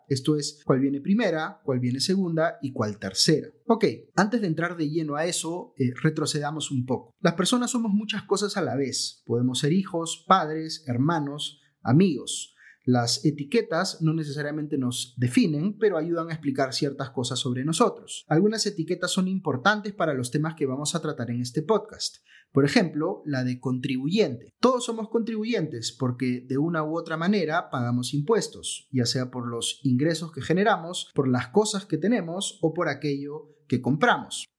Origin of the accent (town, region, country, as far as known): Peru